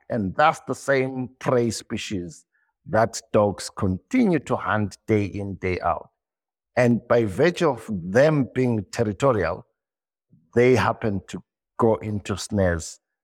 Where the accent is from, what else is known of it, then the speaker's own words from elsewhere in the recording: Zimbabwe; born and bred in Zimbabwe.